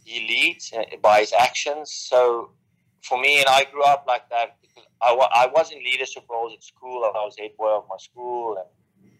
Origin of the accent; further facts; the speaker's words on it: South Africa; growing up in South Africa, at a young age